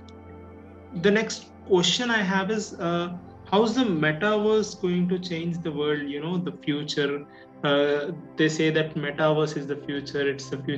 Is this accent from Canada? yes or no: no; India; also born or lived in Hyderabad; sitting on the couch in Hyderabad, being an Indian